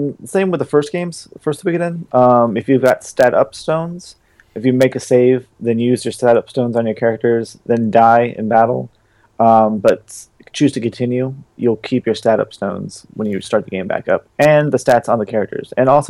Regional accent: New York, United States; Man, I'm from New York.

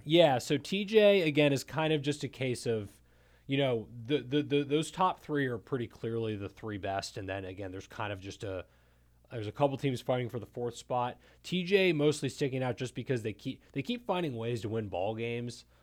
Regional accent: Montgomery County, Maryland, United States; I'm from Montgomery County

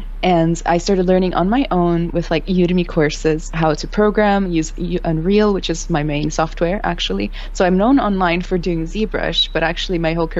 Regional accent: Rio de Janeiro, Brazil; English is a second language; moved away as an adult; now in United States; So I'm from Brazil, Rio specifically. Mm-hmm. I've lived in four countries, lived here for like 10 years now in the United States. I came here to do college.

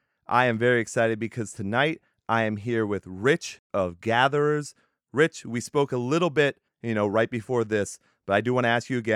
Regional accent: Texas, United States; so I'm from Texas.

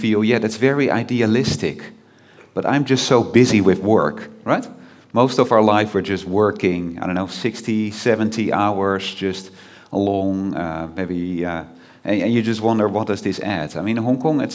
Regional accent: Netherlands; I'm from the Netherlands

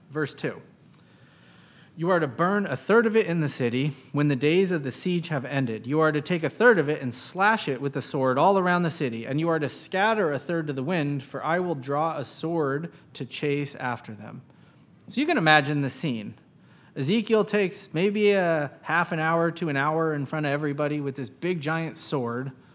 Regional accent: United States; growing up in American public schools

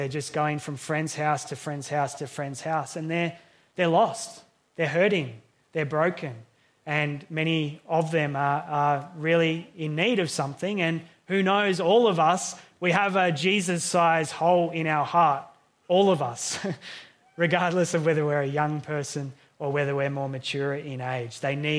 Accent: Healesville, Victoria, Australia; growing up, living in Hillsville as a young person

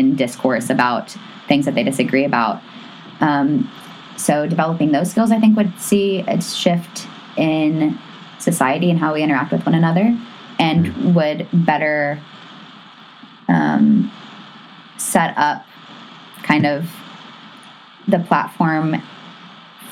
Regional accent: the South, United States; I grew up in the South

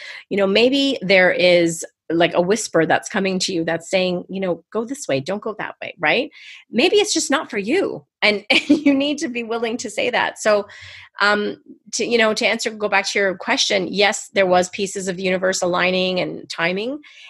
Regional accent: Canada; I'm going to say Z for the Americans, but I'm Canadian. I'm a Z girl.

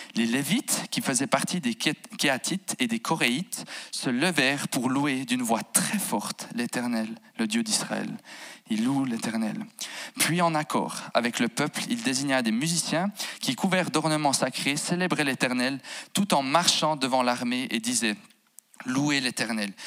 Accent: Jura bernois, Switzerland; moved away as an adult; now in Fribourg, Switzerland; J'ai grandi en fait à sansbeau val qui à mon humble avis, si on devait mettre une capitale au Jura bernois, on la poserait à Sansbeau

